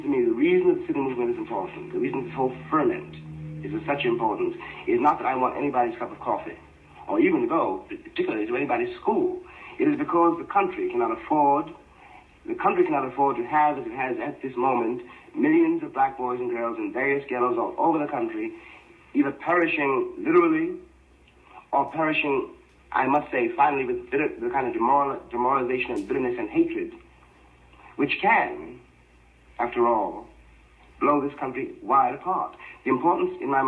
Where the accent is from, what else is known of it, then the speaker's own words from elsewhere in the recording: United States; I will not cease to be an American Negro